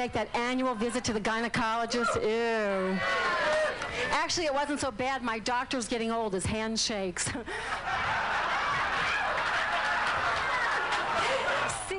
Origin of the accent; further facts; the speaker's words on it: New Orleans, Louisiana, United States; I'm from New Orleans